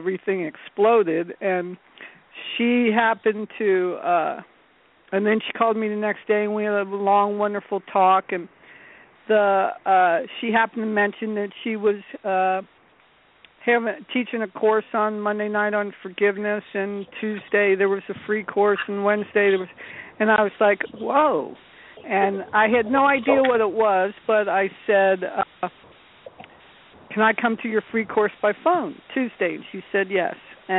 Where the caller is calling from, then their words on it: North Carolina, United States; North Carolina.